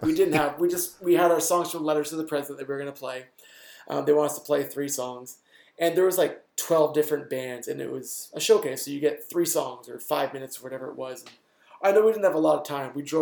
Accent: Canada; we're from Canada

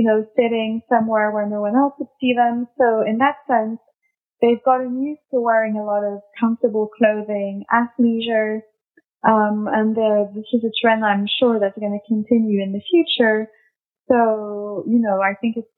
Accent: London, United Kingdom; also born or lived in France / New York; I'm obviously French, but I grew up mostly in London.

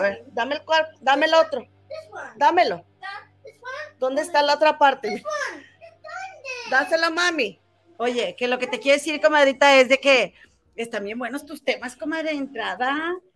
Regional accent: Monterrey, Nuevo León, Mexico; now in London, United Kingdom; Somos inventadas, somos de Monterrey, la tierra de las inventadas

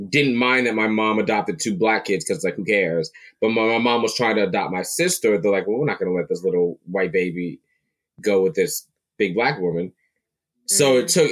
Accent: Palm Bay, Florida, United States; also born or lived in Brooklyn, New York; I grew up in Palm Bay, Florida. I was born in Brooklyn. Grew up in Florida.

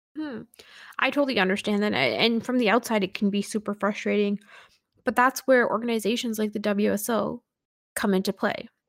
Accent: Canada; a Canadian Sikh

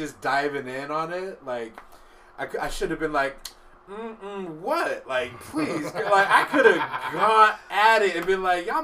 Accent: White Center, Washington, United States; also born or lived in Burien / West Seattle; I grew up in White Center

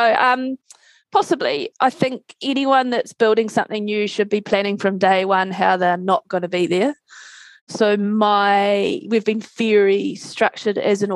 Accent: Christchurch, Canterbury, New Zealand; we're both from Christchurch.

